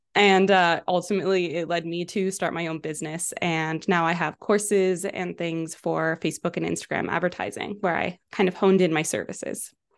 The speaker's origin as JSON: {"language": "English", "town": "Vancouver", "region": "British Columbia", "country": "Canada", "tie": "born or raised there", "lives_now": "Kelowna, Canada", "said": "I grew up in Vancouver, so I moved to Kelowna when I was eighteen for school at U B C Okanagan"}